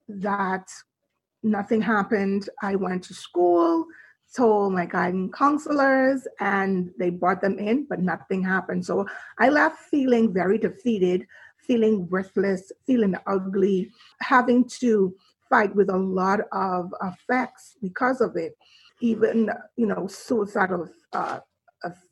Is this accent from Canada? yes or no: no; Nassau, New Providence, Bahamas; I was born and raised in Nassau, Bahamas